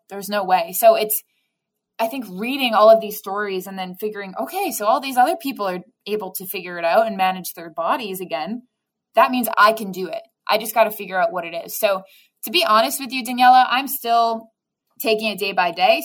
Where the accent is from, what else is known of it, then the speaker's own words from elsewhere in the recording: Waterloo, Ontario, Canada; also born or lived in Rhode Island, United States; now in Hamilton, Canada; So I'm originally from Waterloo, which is about an hour away from Toronto.